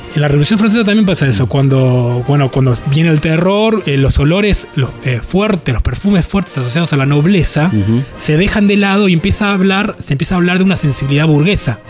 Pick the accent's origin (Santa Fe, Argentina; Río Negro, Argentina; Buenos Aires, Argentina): Buenos Aires, Argentina; yo crecí en Boedo en un tercer piso